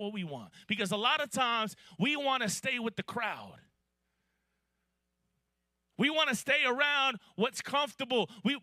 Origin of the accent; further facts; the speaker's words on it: Miami, Florida, United States; now in Atlanta, United States; I'm from Miami, Florida, and I moved to Atlanta 22 years ago in the year 2000